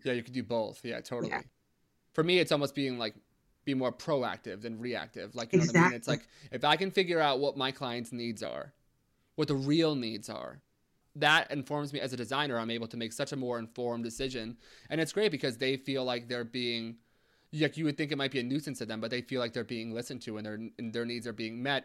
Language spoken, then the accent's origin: English; United States; we're from uh, the New York, New Jersey kind of border area